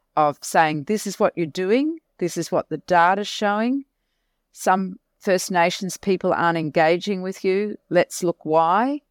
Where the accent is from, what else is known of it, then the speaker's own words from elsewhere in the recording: Mackay, Queensland, Australia; I was born and bred in Mackay.